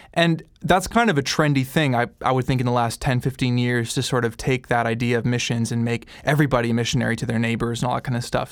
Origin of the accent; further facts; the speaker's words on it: Canada; I'm Canadian